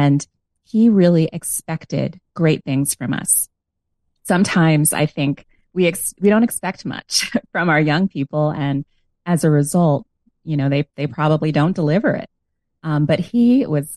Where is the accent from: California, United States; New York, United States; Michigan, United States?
New York, United States; also born or lived in Long Island; I grew up in New York. Now, I like to clarify that I was born in New York City in the South Bronx. And then later, through a special home purchase program, my parents were able to move out to Long Island